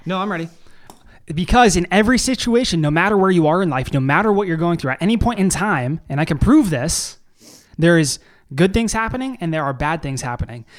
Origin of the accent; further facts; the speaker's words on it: Canada; I am a Canadian significant other